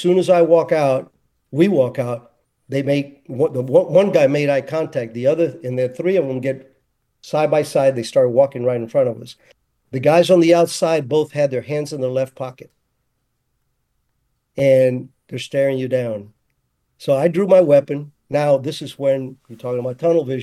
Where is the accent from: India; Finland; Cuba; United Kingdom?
Cuba; now in United States; I'm American 100%, but I'd never forget my roots because that's, you know, that's where I was born.